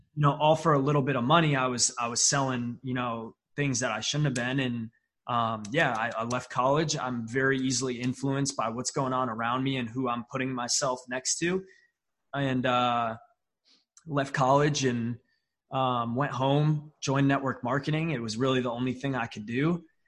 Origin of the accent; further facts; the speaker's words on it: upstate New York, United States; I'm from a small town in upstate New York. I mean, like 30,000 people in my town. I am closer to Canada than I am to New York City